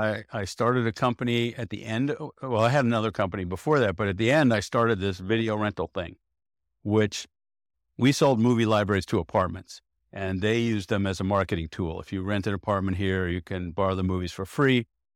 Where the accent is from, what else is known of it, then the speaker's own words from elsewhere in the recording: Rye, New York, United States; I grew up outside of New York City, Westchester County.